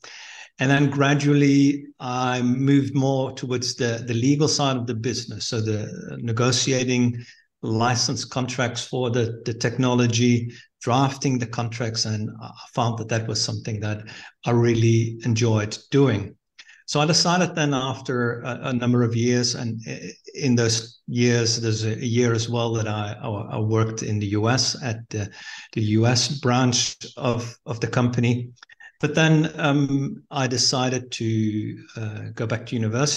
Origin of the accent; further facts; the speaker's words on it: Netherlands; moved away as an adult; now in Mozambique; I'm born and raised in the Netherlands